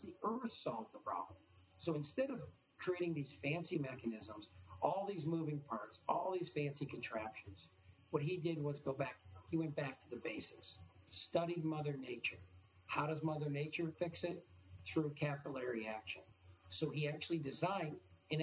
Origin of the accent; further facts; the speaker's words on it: Detroit, Michigan, United States; moved away as an adult; also born or lived in Australia / Washington, D.C. / Brazil; I was born and raised in the Detroit area